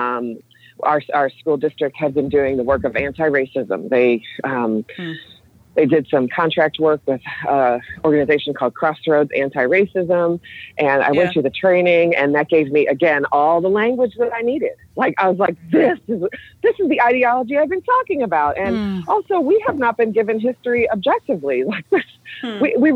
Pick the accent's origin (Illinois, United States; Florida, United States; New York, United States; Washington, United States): Illinois, United States; Chicago; also born or lived in Springfield, Illinois; I grew up in Chicago and then was doing my teaching in Springfield